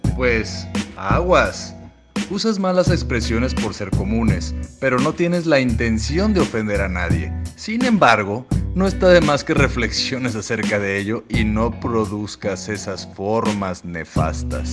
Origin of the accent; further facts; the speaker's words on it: Jalisco, Mexico; Somos de Jalisco, volvemos a repetir, hablamos en diminutivo